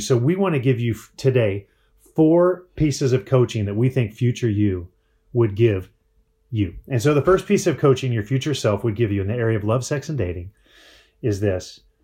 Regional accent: Breckenridge, Colorado, United States; now in Phoenix, United States; I grew up in Breckenridge, Colorado.

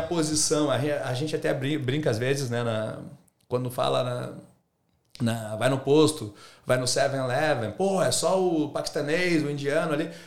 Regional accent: Rio Grande do Sul, Brazil; moved away as an adult; now in Australia; Eu sou brasileiro.

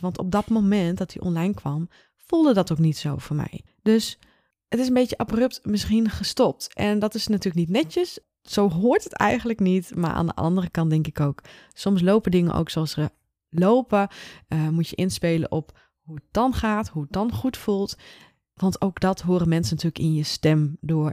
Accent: Leeuwarden, Friesland, Netherlands; ik kom uit Leeuwarden, Friesland

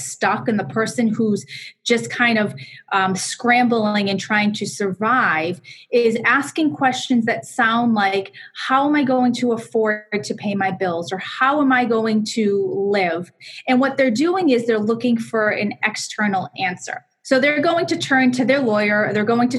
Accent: Boston, Massachusetts, United States; accent: Boston; also born or lived in Connecticut; I am from Connecticut, although I'm a Boston girl at heart, and I have a Boston accent to go along with it

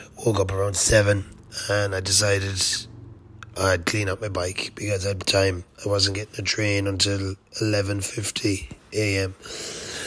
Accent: Ireland; I'm Irish. I'm from Ireland

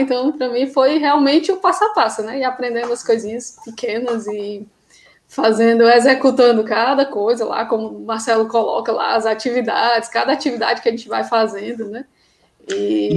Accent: Ceará, Brazil; also born or lived in Crato; eu sou do Ceará, né? moro no interior do Ceará, numa cidade chamada Crato.

